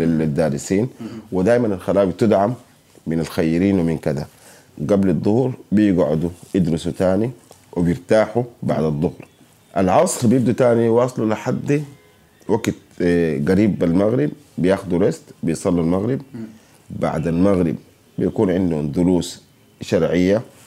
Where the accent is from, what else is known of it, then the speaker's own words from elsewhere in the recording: Sudan; عندنا في السودان